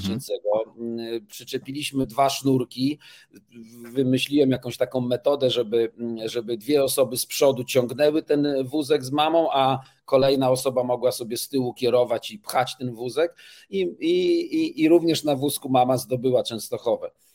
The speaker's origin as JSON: {"language": "Polish", "town": "Toruń", "region": "Kuyavian-Pomeranian Voivodeship", "country": "Poland", "said": "jestem z Torunia"}